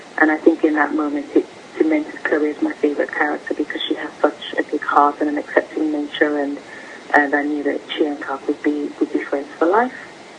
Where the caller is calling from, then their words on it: London, United Kingdom; I'm calling from London.